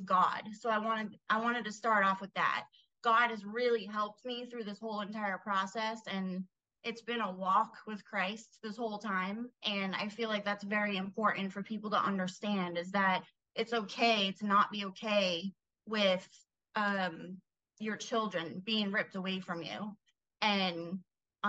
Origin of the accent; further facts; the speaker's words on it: New England, United States; moved away; I'm from New England